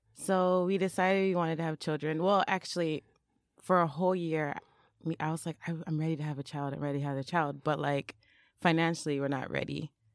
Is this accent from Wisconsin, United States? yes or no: no; Minneapolis, Minnesota, United States; moved away as an adult; now in Japan; I'm, I'm, I'm from Minneapolis